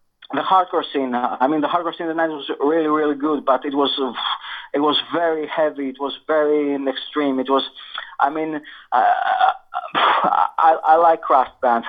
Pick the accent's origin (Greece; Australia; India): Greece; also born or lived in Manchester / Siena; now in Luton, United Kingdom; originally I'm from Greece. I'm Greek.